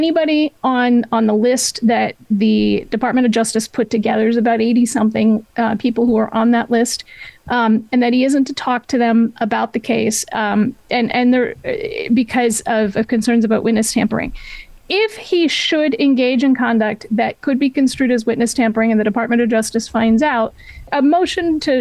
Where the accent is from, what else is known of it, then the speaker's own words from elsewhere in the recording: New Hampshire, United States; also born or lived in Maine; now in California, United States; Yeah, I grew up in New Hampshire. And frankly, I don't have any real memories of my where I was born, which was in Maine